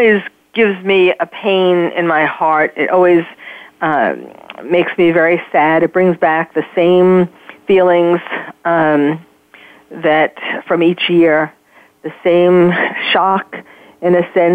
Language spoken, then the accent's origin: English; New York City, New York, United States; moved away as an adult; now in California, United States; I'm born and raised in New York, but I had moved here